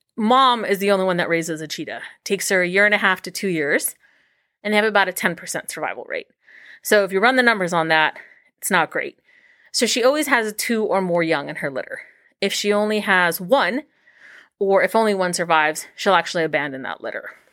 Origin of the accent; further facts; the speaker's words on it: Los Angeles, California, United States; moved away as an adult; now in Cincinnati, United States; I grew up in Los Angeles